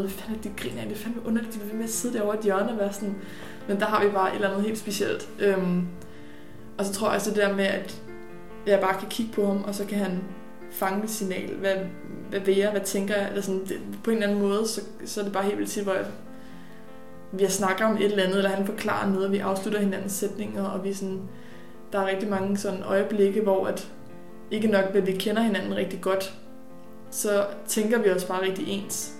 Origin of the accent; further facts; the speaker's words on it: Birkerød, Capital Region of Denmark, Denmark; also born or lived in Ganløse; jeg er oprindelig fra Birkerød og opvokset